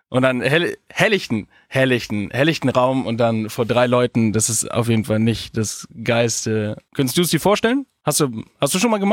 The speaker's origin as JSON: {"language": "German", "town": "Augsburg", "region": "Bavaria", "country": "Germany", "said": "Äh, ich komme ja aus Augsburg, also wirklich aus Süden, und ich bin ganz in den Norden gefahren"}